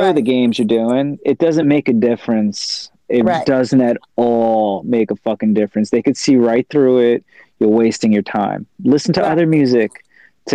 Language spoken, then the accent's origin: English; Long Island, New York, United States; We're from Long Island